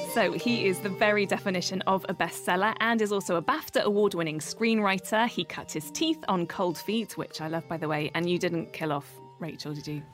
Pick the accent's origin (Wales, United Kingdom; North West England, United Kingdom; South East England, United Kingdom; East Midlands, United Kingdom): South East England, United Kingdom; Oxfordshire; accent: posh; I grew up in Oxfordshire, and I think I've always spoken like this